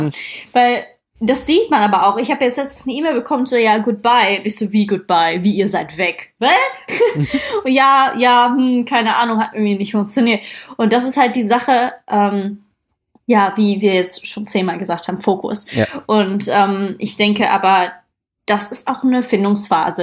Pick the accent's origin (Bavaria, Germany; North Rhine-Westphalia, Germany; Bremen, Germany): North Rhine-Westphalia, Germany; Krefeld; ich komme ja aus Krefeld und nicht aus Köln oder Düsseldorf